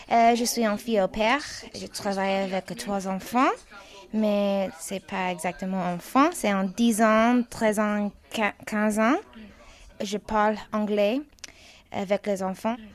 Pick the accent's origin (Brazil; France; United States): United States; Dallas, Texas; French is a second language; Je suis américaine. Euh, je, je, viens de Dallas, Texas.